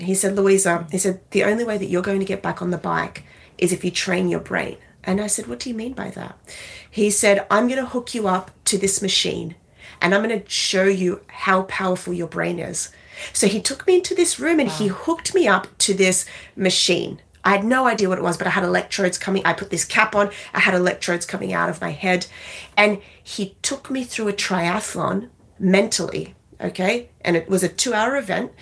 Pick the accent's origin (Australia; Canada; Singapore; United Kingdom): Australia; now in New York City, United States; I'm Australian. I live in New York City now